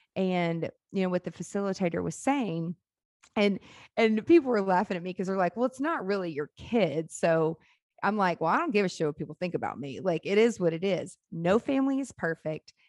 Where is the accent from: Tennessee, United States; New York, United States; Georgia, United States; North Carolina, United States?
Tennessee, United States; Nashville; born or raised there; also born or lived in Memphis, Tennessee